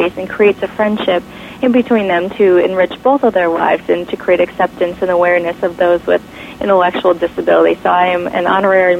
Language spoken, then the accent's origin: English; Mundelein, Illinois, United States; In Mundelein, Illinois, my hometown.